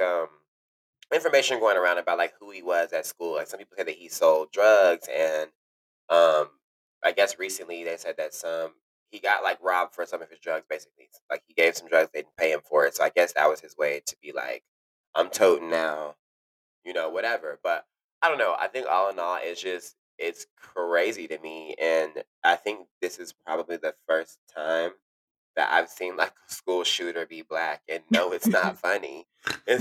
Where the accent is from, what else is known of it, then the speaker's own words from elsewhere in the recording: Dallas, Texas, United States; moved away as an adult; also born or lived in Arlington, Texas; now in New York, United States; I'm originally from Texas